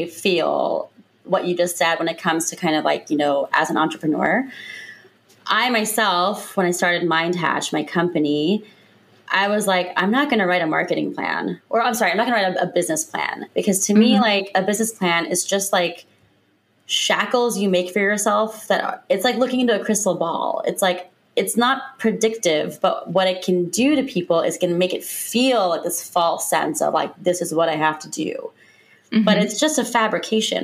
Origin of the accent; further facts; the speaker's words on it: Lima, Ohio, United States; moved away as an adult; also born or lived in Cincinnati, Ohio / New York City / Chicago / Washington, D.C.; now in Seattle, United States; I'm from Lima